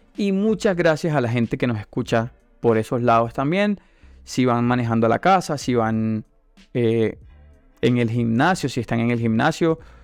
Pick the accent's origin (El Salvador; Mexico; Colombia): Colombia; Santa Marta, Magdalena; first language Spanish; yo soy de Santa Marta